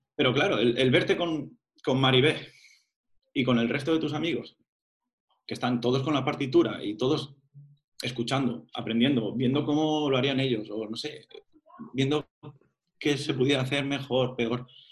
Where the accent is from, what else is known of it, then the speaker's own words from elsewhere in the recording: Burjassot, Valencian Community, Spain; moved away as an adult; Me apunté a la, banda de Burjasot, de mi pueblo